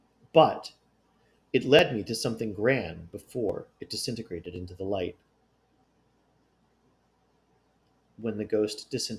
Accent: North Tonawanda, New York, United States; a prized historic landmark located in my hometown of North Tonawanda.

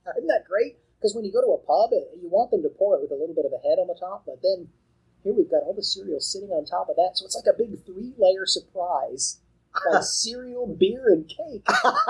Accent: United States; I'm American

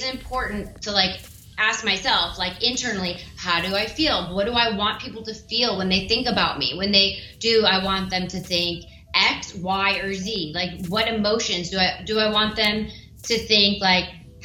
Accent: Ohio, United States; I'm a girl from Ohio.

